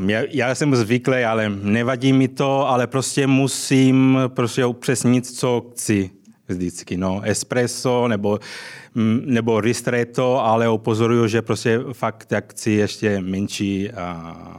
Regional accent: Sicily, Italy; Czech is a second language; now in Prague, Czech Republic; Já jsem samozřejmě ze Sicílie

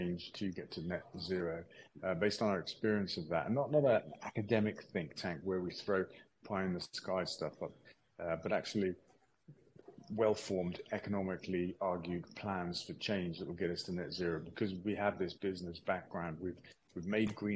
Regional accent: Stroud, South West England, United Kingdom; my hometown here in Stroud

